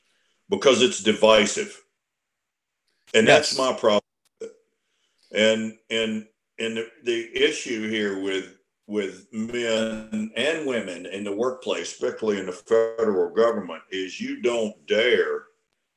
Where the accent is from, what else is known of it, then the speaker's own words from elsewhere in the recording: Virginia, United States; I was born and raised in Virginia